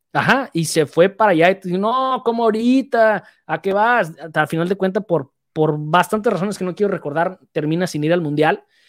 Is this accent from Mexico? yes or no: yes; Mexico; Teníamos varias opciones como mexicano